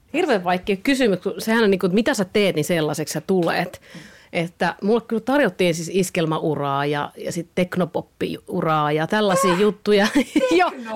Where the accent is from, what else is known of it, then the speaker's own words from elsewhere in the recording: Kuopio, North Savo, Finland; accent: Savo; moved away as an adult; now in Helsinki, Finland; No kyllähän se kuopiolaisuus ja savolaisuus on tosi vahvasti itsellä